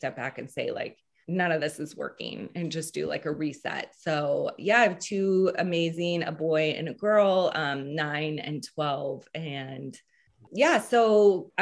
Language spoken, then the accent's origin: English; Seattle, Washington, United States; also born or lived in Louisiana; I grew up in Seattle and I am the youngest of four